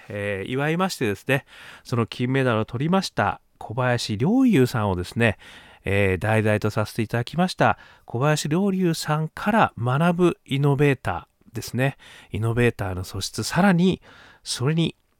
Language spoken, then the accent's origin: Japanese; Sapporo, Hokkaido, Japan; 北海道、ね、札幌で育ちました